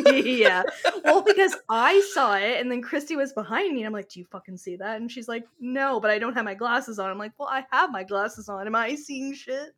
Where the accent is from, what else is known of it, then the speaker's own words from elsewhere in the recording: Canada; I am her Canadian counterpart